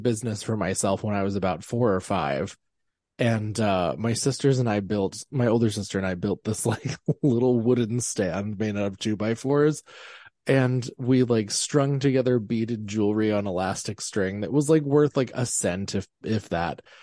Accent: Pennsylvania, United States; I am from Pennsylvania. I grew up in Amish land.

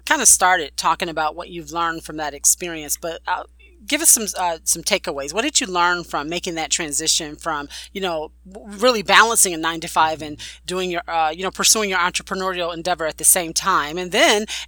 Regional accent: Buffalo, New York, United States; my hometown of Buffalo, New York

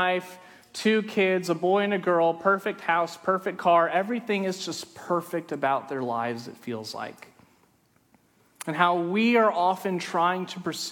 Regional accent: Friendswood, Texas, United States; I grew up in Friendswood. Friendswood, Texas is a small town down I-45 on the way to Galveston

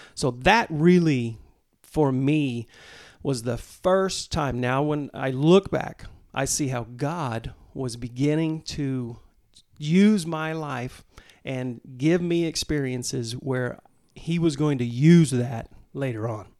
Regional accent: Mulvane, Kansas, United States; grew up down in Mulvane, Kansas

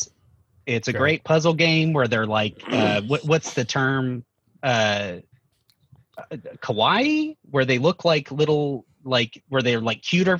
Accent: Long Beach, California, United States; moved away as an adult; also born or lived in Seattle, Washington; I'm from Long Beach, California. I moved back here from Seattle, where I lived for 10 years, about 3 years ago.

